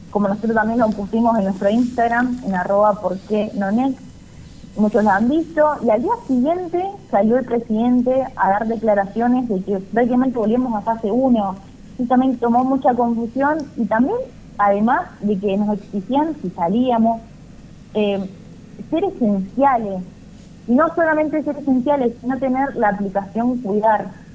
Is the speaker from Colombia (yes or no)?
no; Argentina; somos los argentinos